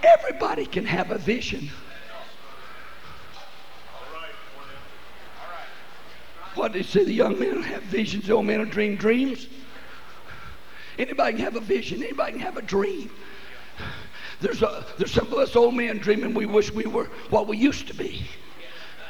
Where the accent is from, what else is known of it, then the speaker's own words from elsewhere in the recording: West Texas, United States; when I was born in West Texas, we didn't have no running water